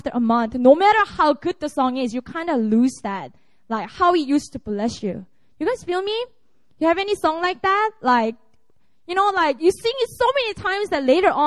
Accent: Busan, South Korea; moved away as an adult; also born or lived in Seoul; this is my hometown. I was born and raised in Busan, and I went to Seoul when I entered college.

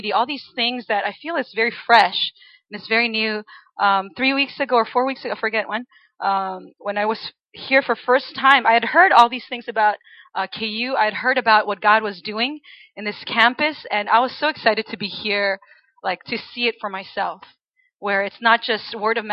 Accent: Chile; moved away as an adult; now in United States; I am actually originally from Chile. So I was born and raised in Chile until I was about 18 years old, and then I went to college in the States

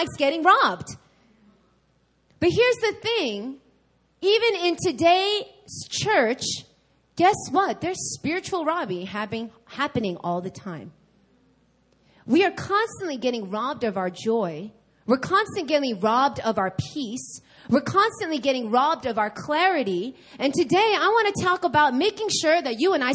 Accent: New York, United States; now in Seoul, South Korea; I'm from New York

